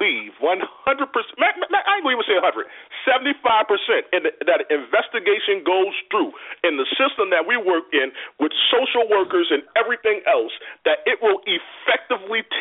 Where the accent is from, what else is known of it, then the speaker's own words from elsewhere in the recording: Louisiana, United States; moved away; I'm not from here. I'm from Louisiana